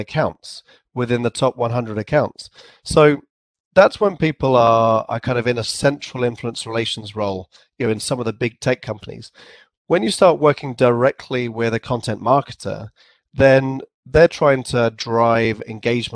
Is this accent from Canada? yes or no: no; England, United Kingdom; accent: English; also born or lived in San Francisco; I had my English accent and I probably pronounced it too formally, like a sort of an English accent